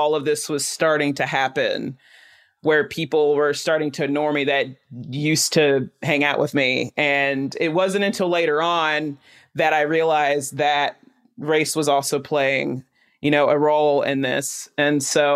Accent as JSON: {"language": "English", "town": "Chattanooga", "region": "Tennessee", "country": "United States", "tie": "born or raised there", "said": "I grew up in East Brainerd."}